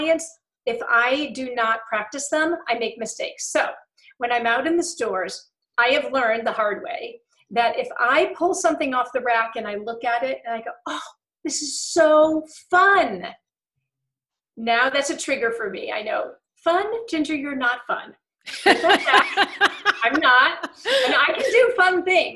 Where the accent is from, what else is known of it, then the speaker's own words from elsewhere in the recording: England, United Kingdom; I'm also English.